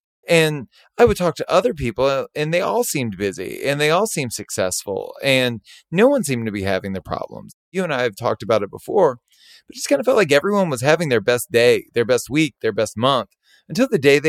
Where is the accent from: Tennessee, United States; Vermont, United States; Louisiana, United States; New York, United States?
Louisiana, United States; Baton Rouge; But I felt like the hospitality industry and the concepts that I grew up with in Baton Rouge were desperately needed in Los Angeles at the time.